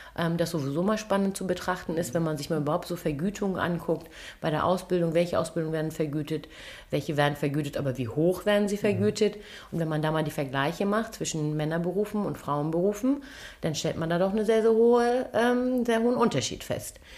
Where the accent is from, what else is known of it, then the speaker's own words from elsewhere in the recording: Kiel, Schleswig-Holstein, Germany; Ich bin gebürtige Kielerin und dann ist Heimat Schleswig-Holstein.